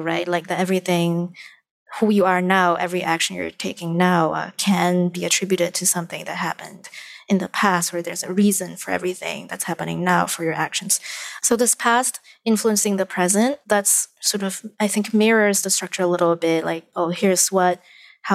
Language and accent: English; Malaysia; moved away as an adult; now in New York, United States; I actually understand a lot of my supposed place in this new country because I am from Malaysia